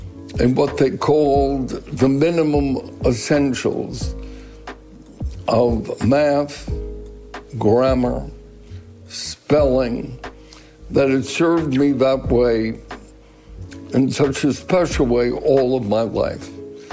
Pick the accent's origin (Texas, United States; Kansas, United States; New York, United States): New York, United States; Brooklyn; You know, growing up in Brooklyn has been, in many ways, very important for my life. Number one, it was a melting pot, so that although my neighborhood was predominantly Jewish, there were enough immigrants, if you will, from Ireland, from Italy.